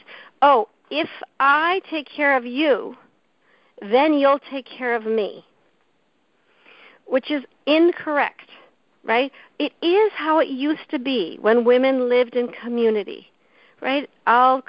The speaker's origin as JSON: {"language": "English", "country": "Canada", "tie": "born or raised there", "said": "I grew up in Canada"}